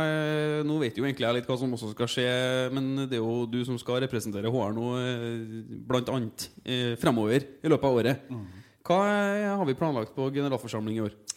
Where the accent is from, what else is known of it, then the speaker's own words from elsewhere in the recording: Trondheim, Trøndelag, Norway; also born or lived in Oslo; når jeg kommer fra Trondheim